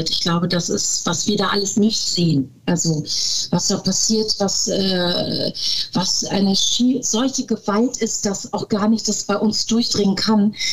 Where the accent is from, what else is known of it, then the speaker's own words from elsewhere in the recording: Turkey; dass ich ja dann auch als Türkin muslimischen Hintergrund habe